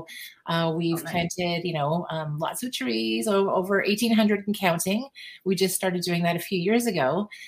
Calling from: Paris, Ontario, Canada; Paris, Ontario, Canada.

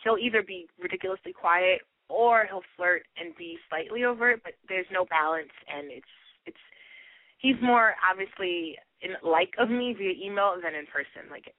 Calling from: New York City, New York, United States; I'm from New York City.

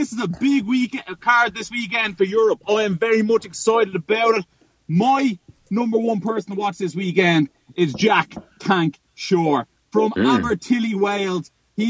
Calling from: Dublin, Leinster, Ireland; Dublin, Ireland. Where else, Mr. Helwani?

